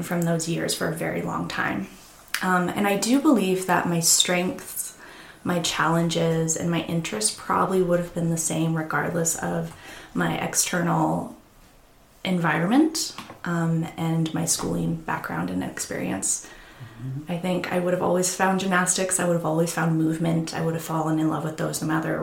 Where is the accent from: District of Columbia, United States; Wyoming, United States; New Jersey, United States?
Wyoming, United States; Casper; I'm a Casper native, so I was born and raised in Casper, Wyoming. Almost my entire family is here